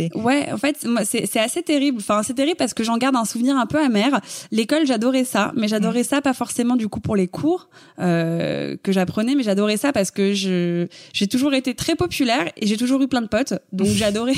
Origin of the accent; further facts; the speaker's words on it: Paris, Île-de-France, France; Je suis née à Paris, j'ai grandi à Paris, je, je n'ai jamais quitté Paris